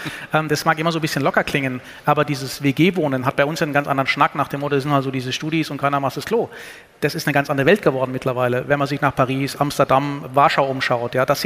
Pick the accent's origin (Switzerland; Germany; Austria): Germany; Karlsruhe, Baden-Württemberg; born there; Äh, ja, also gebürtig in Karlsruhe im Finsensius Krankenhaus